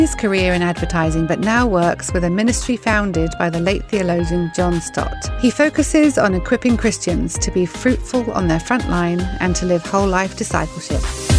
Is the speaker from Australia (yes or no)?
no; the South Coast, South East England, United Kingdom; I'm from the South Coast, so Southampton is my follow.